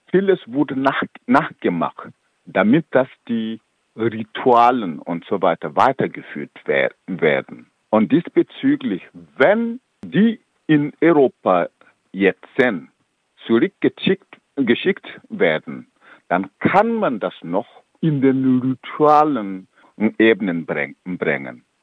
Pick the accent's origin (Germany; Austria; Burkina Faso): Burkina Faso; German is a second language; Ich komme aus Burkina Faso, ich weiß, wie es in Burkina Faso zum Beispiel läuft.